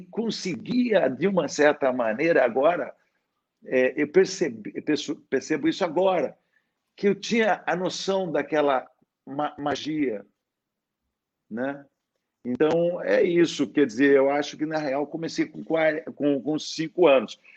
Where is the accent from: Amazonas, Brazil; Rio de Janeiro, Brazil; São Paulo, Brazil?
São Paulo, Brazil; Sorocaba; todo aquele ambiente onde eu fui criado, né? Ali na Vila Leão, em Sorocaba